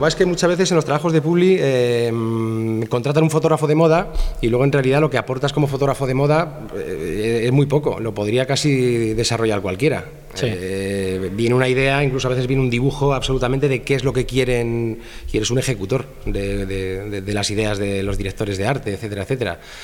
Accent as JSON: {"language": "Spanish", "town": "Madrid", "region": "Community of Madrid", "country": "Spain", "said": "de Madrid, eh, tengo 45 años"}